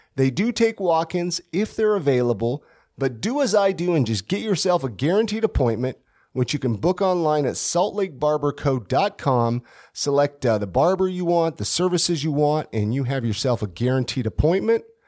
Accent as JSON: {"language": "English", "region": "California", "country": "United States", "tie": "born or raised there", "said": "growing up in California"}